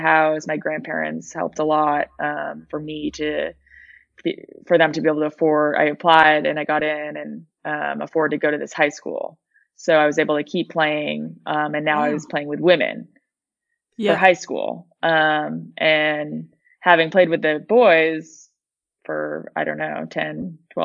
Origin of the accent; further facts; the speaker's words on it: East Coast, United States; I'm from the East Coast.